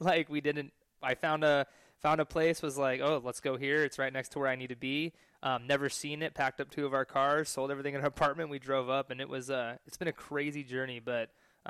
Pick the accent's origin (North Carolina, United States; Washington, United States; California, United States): California, United States; moved away as an adult; also born or lived in Hawaii; now in Austin, United States; came to California, started training, my hometown.